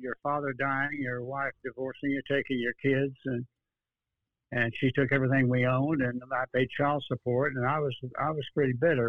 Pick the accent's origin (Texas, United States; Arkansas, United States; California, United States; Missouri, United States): Texas, United States; Dallas; now in Austin, United States; born in Dallas, 1931